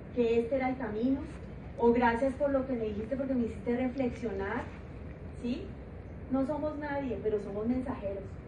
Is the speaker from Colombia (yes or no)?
yes; Colombia; moved away as an adult; now in Guadalajara, Mexico